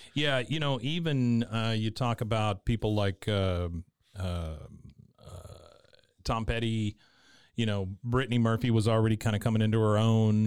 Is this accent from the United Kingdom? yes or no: no; Taipei, Taiwan; I was born in Taiwan, Taipei, Taiwan